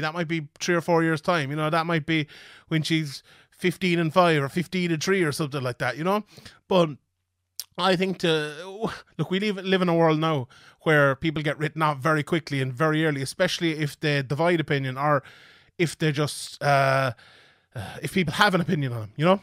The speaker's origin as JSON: {"language": "English", "town": "Dublin", "region": "Leinster", "country": "Ireland", "said": "here in my home country of Dublin, Ireland."}